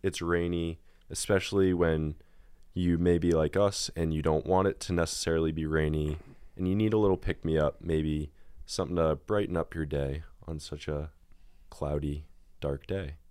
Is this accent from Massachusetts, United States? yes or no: yes; near Boston, Massachusetts, United States; I am from Massachusetts, very, very close to Boston